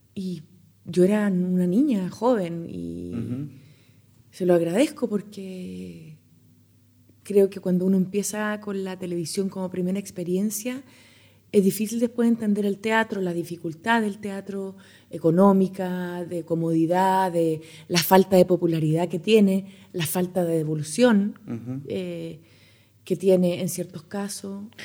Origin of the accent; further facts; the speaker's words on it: Chile; en mi país